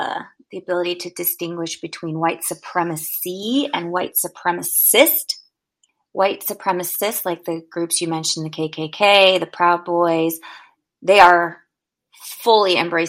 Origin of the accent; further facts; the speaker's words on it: Richmond, California, United States; also born or lived in Colorado; now in Seattle, United States; I grew up in this little, I don't know, it's not little, I guess, city outside of Oakland called Richmond, California